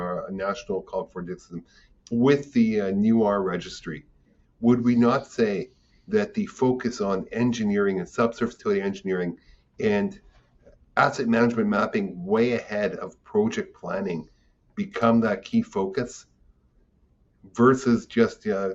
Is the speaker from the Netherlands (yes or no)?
no; Israel; I'm from Israel.